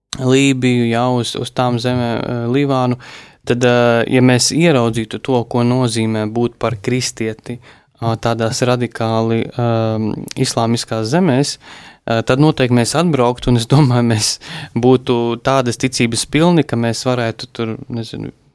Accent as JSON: {"language": "Latvian", "country": "Latvia", "said": "mēs esam latvieši, kuri visu, visu pacieši"}